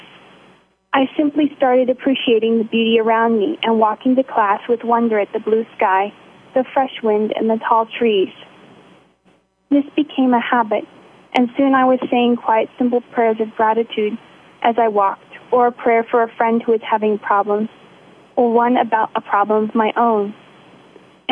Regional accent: Montana, United States; I'm 21 years old, and I'm from Montana

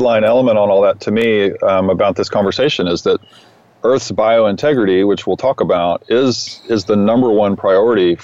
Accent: Austin, Texas, United States; I grew up in Austin, and I grew up in a pretty ideal setting that led to becoming a musician and an environmentalist

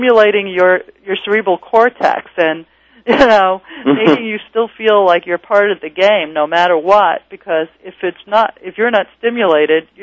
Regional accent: New York City, New York, United States; born or raised there

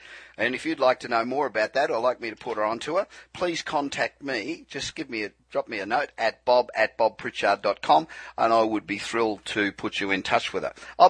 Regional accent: Los Angeles, California, United States; coming to you from my hometown of Los Angeles, which is stifling hot.

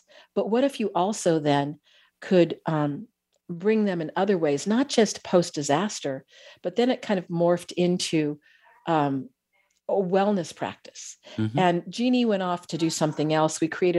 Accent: California, United States; whether I grew up in the Bay Area of California, you know, our nervous systems are designed in the same way.

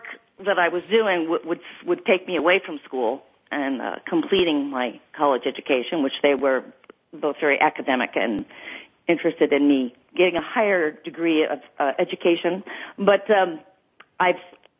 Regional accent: Los Angeles, California, United States; growing up in Los Angeles and being surrounded by the entertainment industry

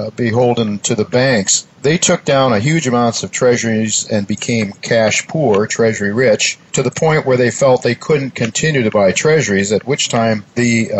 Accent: United States

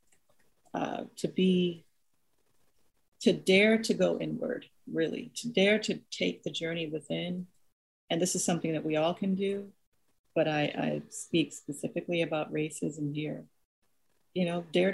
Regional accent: Nigeria; moved away; the communal environment that I grew up in Nigeria

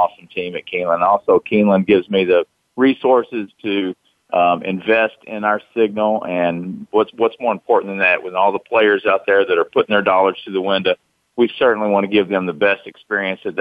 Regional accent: Somerset, Kentucky, United States; moved away as an adult; now in Lexington, United States; I moved to Lexington from Somerset, Kentucky, about 80 miles south of here, and got a job at Channel 18. I was in television when I was in high school, a small TV station, TV8 in Somerset.

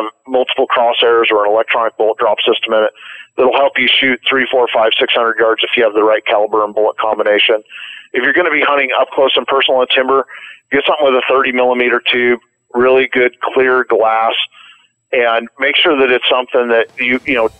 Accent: Oregon, United States; Oregon, my home state

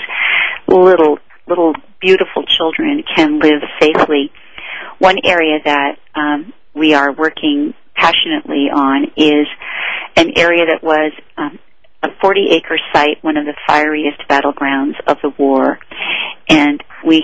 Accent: United States; as an American

